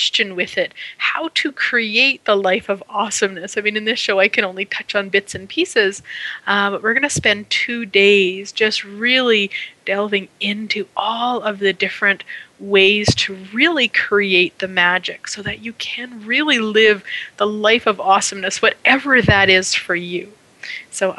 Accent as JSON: {"language": "English", "country": "Canada", "said": "being Canadian"}